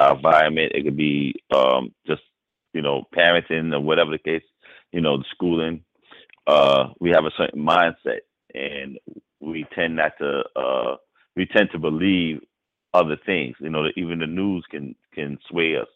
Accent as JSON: {"language": "English", "town": "New York City", "region": "New York", "country": "United States", "tie": "born or raised there", "said": "I grew up in Harlem"}